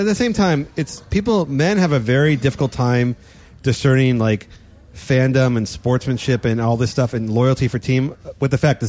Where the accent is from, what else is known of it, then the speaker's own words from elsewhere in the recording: California, United States; I am from the Bay Area. I'm so happy with this.